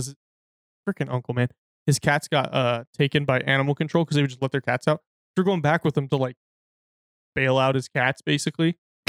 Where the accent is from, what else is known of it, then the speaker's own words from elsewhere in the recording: United Kingdom; because I'm a social masochist because I'm British.